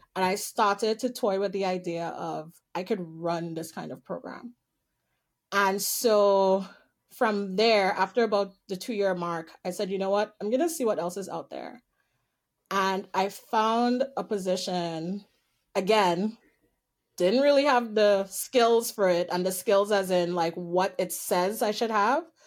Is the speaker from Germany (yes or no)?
no; Trinidad & Tobago; moved away as an adult; also born or lived in Winnipeg, Canada; now in Toronto, Canada; So I'm originally from Trinidad. So I was born in well the politically correct is Trinidad and Tobago, but the actual island I was born on was Trinidad. And I lived there till I was 18